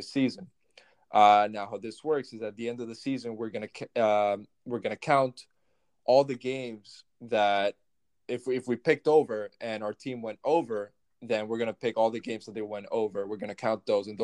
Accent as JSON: {"language": "English", "country": "El Salvador", "moved": "yes", "lives_now": "Boston, United States", "said": "I'm from El Salvador"}